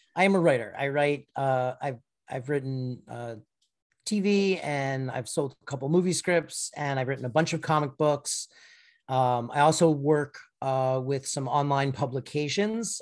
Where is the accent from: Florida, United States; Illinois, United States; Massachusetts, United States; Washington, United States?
Florida, United States; moved away; I'm from Florida originally